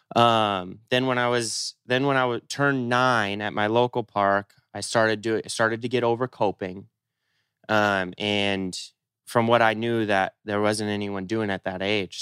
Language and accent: English; Seattle, Washington, United States; I grew up in Seattle